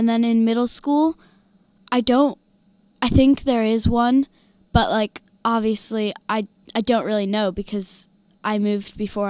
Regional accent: Illinois, United States; now in United Kingdom

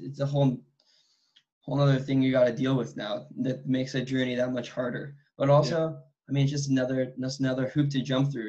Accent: San Diego, California, United States; I'm from San Diego, so I have a bunch of family in LA.

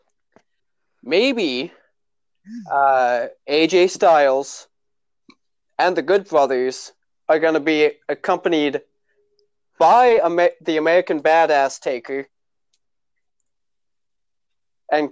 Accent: Tisdale, Saskatchewan, Canada; now in Saskatoon, Canada; My friends back in my hometown of Tisdale, Saskatchewan

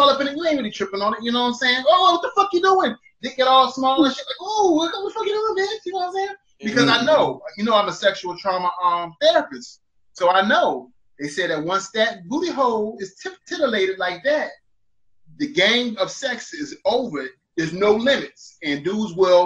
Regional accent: West Coast, United States; I'm from the West Coast

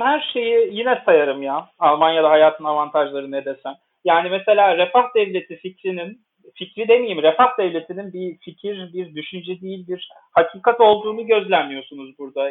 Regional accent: Istanbul, Turkey; first language Turkish; moved away as an adult; now in Bonn, Germany; ben Türkiye'de doğdum büyüdüm, İstanbul'da doğdum büyüdüm

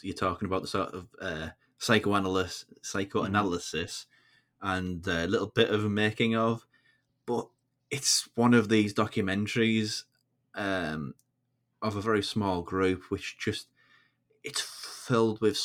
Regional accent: United Kingdom; as Brits

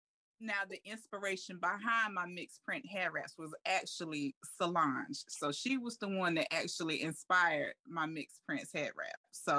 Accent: North Carolina, United States; also born or lived in Raleigh, North Carolina; I am from North Carolina. I still reside in North Carolina, but I now live in the Raleigh area.

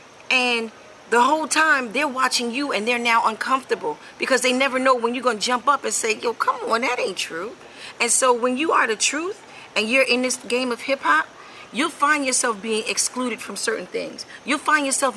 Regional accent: New York City, New York, United States; growing up in Queensbridge Public Housing, which is the largest housing project in the world

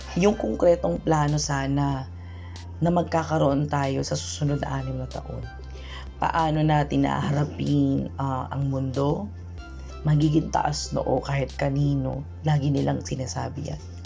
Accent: Philippines; we, the sovereign Filipino people

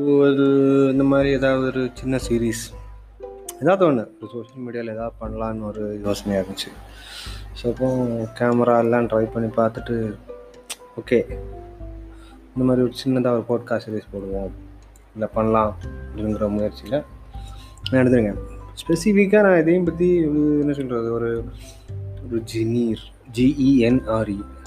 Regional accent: Kanyakumari, Tamil Nadu, India; moved away as an adult; now in Hyderabad, India; இந்தியாவின் தென்குடியான கன்னியாகுமரியிலிருந்து பிறந்தேன் வளர்ந்தேன் காலேஜ் வரைக்கும் அங்கே தாங்க படித்தேன்

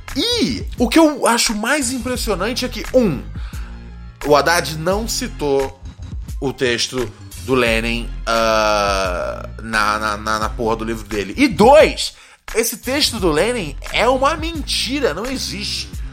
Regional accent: Rio de Janeiro, Brazil; Morro do Adeus ali no Complexo do Alemão

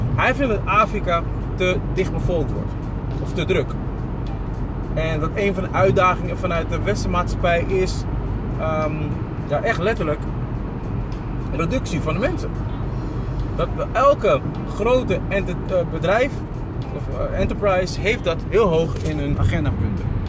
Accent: Ghana; now in Netherlands; Ghana in dat geval, waar ik vandaan kom

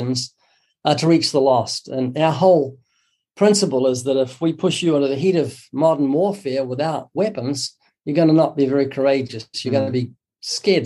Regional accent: New Zealand; moved away as an adult; also born or lived in Southern California; now in California, United States; I was born twice in New Zealand. You might notice a very slight accent. That's because I'm from down under. I've been living in the U.S. for 32 years

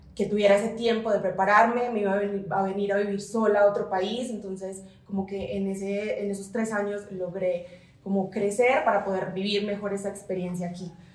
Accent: Colombia; moved away as an adult; now in Mexico City, Mexico

